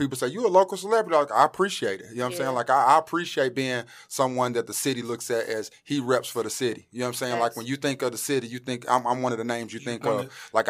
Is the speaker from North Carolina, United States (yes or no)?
yes; Greensboro, North Carolina, United States; also born or lived in St. Louis; Like I was born in St. Louis, Missouri, right? And I moved here when I was around 10, but this has always been home. Greensboro has always been home.